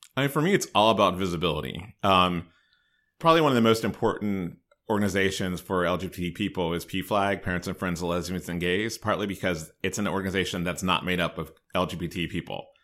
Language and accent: English; Hagerstown, Maryland, United States; moved away as an adult; also born or lived in North Carolina; I grew up in Hagerstown, so I'm fairly local.